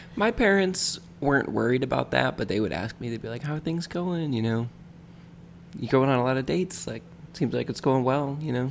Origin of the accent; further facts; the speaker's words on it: Michigan, United States; now in Florida, United States; I grew up in Michigan